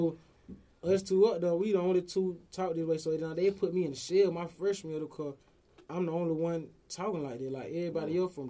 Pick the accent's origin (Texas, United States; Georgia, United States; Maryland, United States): Georgia, United States; Atlanta; it was 18 years of growing up in Atlanta. We all talk the same, dress the same, look the same, isn't it?